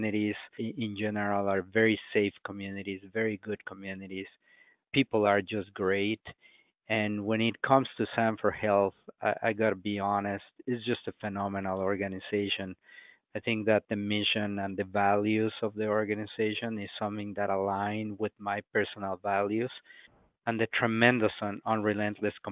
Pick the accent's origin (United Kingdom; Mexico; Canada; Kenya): Mexico; Mexico City; moved away as an adult; I was born and raised in Mexico City in a very poor area of the city